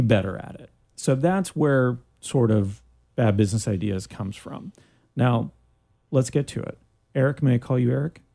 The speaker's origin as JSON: {"language": "English", "country": "Canada", "moved": "yes", "lives_now": "Orlando, United States", "said": "I'm from Canada"}